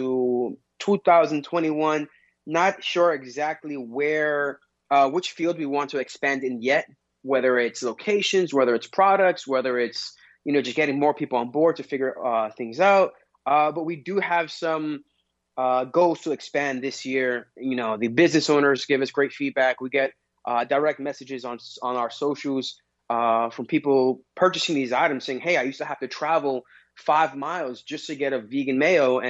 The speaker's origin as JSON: {"language": "English", "town": "New York City", "region": "New York", "country": "United States", "tie": "born or raised there", "moved": "as an adult", "lives_now": "New Jersey, United States", "said": "I'm born and raised in Queens, but I recently moved to New Jersey"}